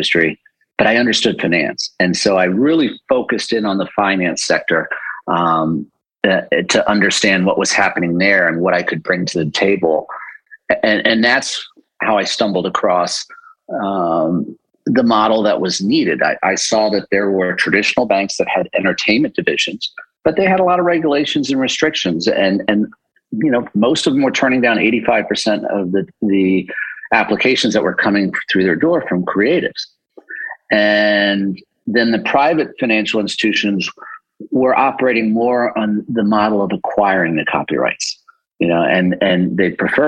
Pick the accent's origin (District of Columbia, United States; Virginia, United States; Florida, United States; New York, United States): District of Columbia, United States; Washington; I was first generation American born here in the D.C. area, born and raised there